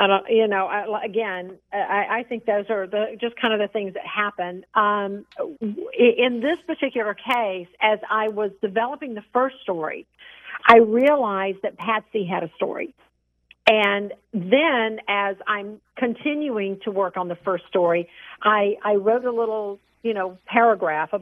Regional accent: near Savannah, coast of Georgia, United States; I grew up on the coast of Georgia. You know, I grew up near Savannah.

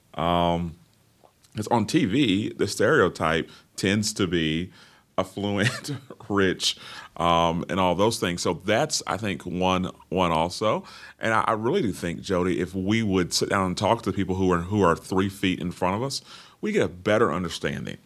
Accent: Orlando, Florida, United States; born and raised in the hills of Orlando, Florida

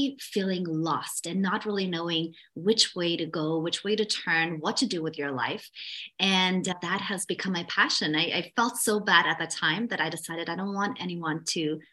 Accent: Vienna, Austria; moved away as an adult; I'm originally from Vienna, Austria.

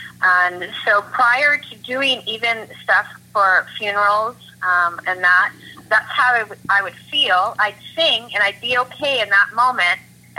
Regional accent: Oshawa, Ontario, Canada; Well, I grew up in Oshawa, and I listened to a lot of country and a lot of gospel. That was what was in our home. I grew up going to church.

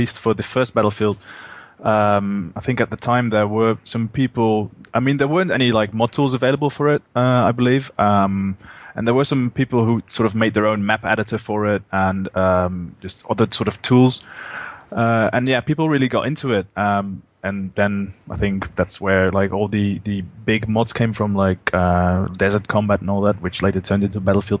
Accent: Netherlands; I am from the Netherlands.

